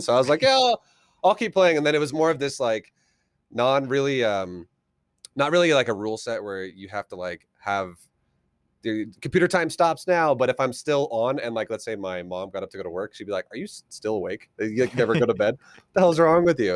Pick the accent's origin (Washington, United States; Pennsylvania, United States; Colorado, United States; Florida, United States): Colorado, United States; also born or lived in Australia / California; I'm from Colorado. I've, uh, lived here pretty much the majority of my life